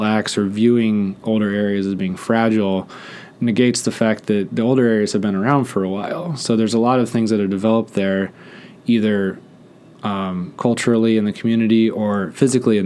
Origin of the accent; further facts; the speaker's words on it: Netherlands; moved away; I grew up in the Netherlands